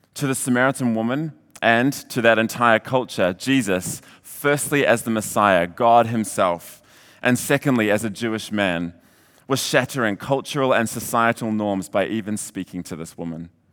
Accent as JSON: {"language": "English", "town": "Hamilton", "region": "Waikato", "country": "New Zealand", "tie": "born or raised there", "also_born_or_lived": "Redding, California", "moved": "as an adult", "said": "I was born and raised in Hamilton"}